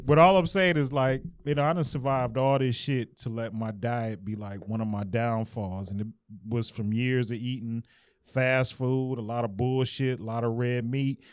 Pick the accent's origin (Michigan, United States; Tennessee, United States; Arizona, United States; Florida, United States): Michigan, United States; Detroit; I'm from Detroit